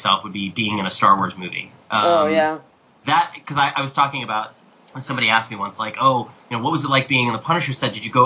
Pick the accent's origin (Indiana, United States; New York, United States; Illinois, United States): New York, United States; New York City; I'm from New York City